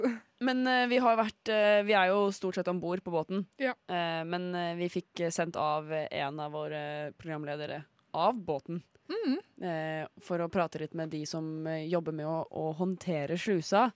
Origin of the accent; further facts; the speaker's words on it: Ulefoss, Telemark, Norway; jeg er jo fra Ulefoss